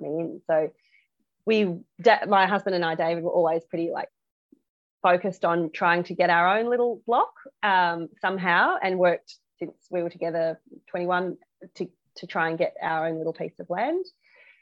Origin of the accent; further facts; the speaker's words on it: Melbourne, Victoria, Australia; moved away as an adult; also born or lived in Mansfield, Victoria; now in Strathbogie area, Australia; I grew up in Melbourne in Kew